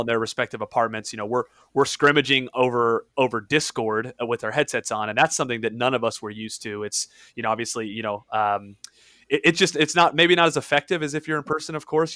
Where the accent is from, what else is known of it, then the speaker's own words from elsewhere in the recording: Indiana, United States; I'm from Indiana